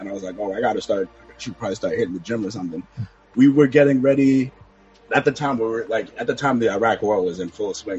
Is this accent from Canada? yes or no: yes; Canada; now in South Florida, United States; I was born in Canada, but I live in South Florida now